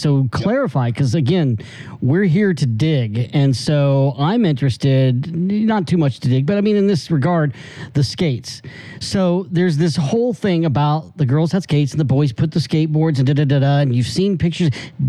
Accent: Texas, United States; The reason, FU, we're from Texas. We're not trying to be cocky, but god dang it, we deserve some recognition.

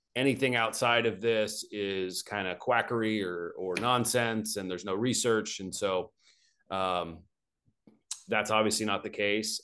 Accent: Arkansas, United States; moved away as an adult; also born or lived in Arizona; I grew up in Arkansas

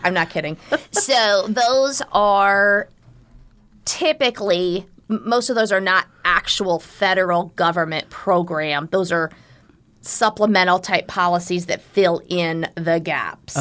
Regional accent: Southwest Iowa, United States; moved away as an adult; now in Omaha, United States; I am originally from Southwest Iowa

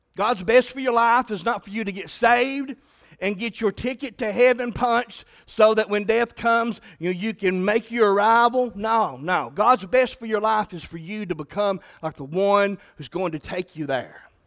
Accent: Southeastern Kentucky, United States; I'm from Southeastern Kentucky

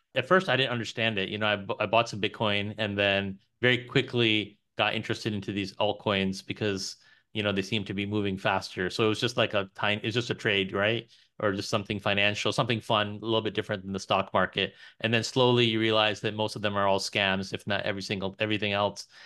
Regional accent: New York, United States; now in Texas, United States; originally my family's from Pakistan, but I was born in New York

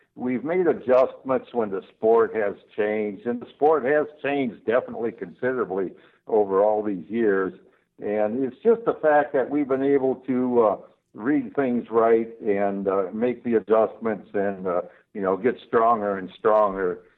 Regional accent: Michigan, United States; I've always lived in Michigan

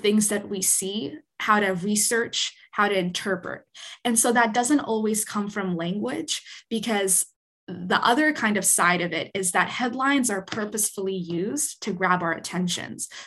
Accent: Winnipeg, Manitoba, Canada; moved away; I grew up in Winnipeg

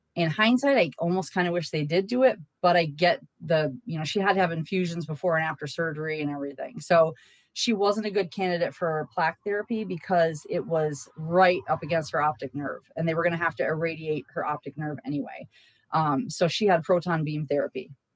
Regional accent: Massachusetts, United States; moved away; I'm from Massachusetts

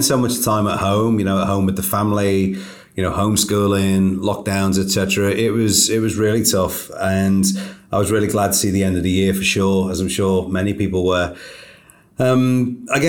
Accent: Liverpool, North West England, United Kingdom; moved away as an adult; also born or lived in Devon; my hometown in Liverpool in the UK

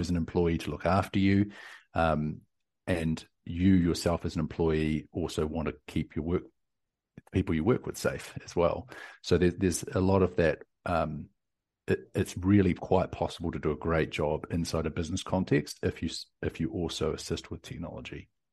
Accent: New Zealand; now in Austin, United States

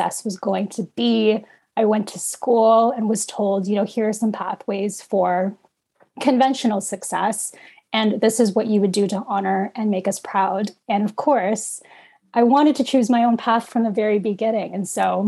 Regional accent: Canada; also born or lived in Philippines; I was an infant immigrant in what is known today as Canada. And I was born in the Philippines and came here when I was about 4 or 5 years old

